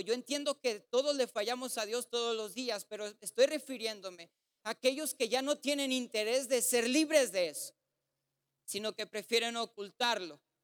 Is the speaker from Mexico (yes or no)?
yes; Ciudad Juárez, Chihuahua, Mexico; somos de Juárez